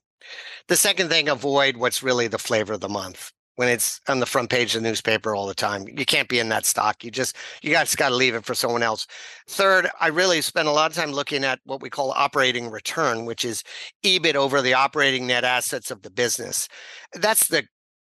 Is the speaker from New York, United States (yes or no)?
yes; New York, United States; moved away as an adult; also born or lived in Hong Kong; I'm a kid from New York